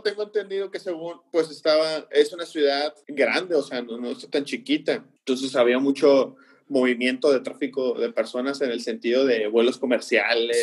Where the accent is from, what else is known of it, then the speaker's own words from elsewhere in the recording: Tampico, Tamaulipas, Mexico; nosotros que somos aquí de Tampico